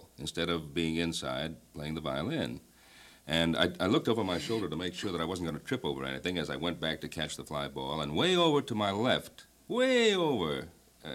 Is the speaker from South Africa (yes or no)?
no; Ottawa, Ontario, Canada; moved away; I was born in the city which is known as the capital of Canada, Ottawa